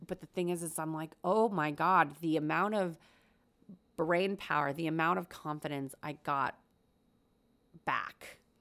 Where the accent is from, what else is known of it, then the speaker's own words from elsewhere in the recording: United States; also born or lived in Korea; I was born in Korea, lived there till I was four, and then we moved to America